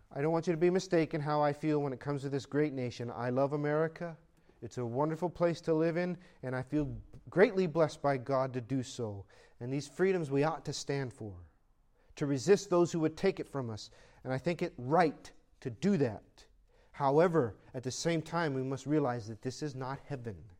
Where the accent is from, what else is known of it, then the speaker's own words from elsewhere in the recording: United States; I'm an American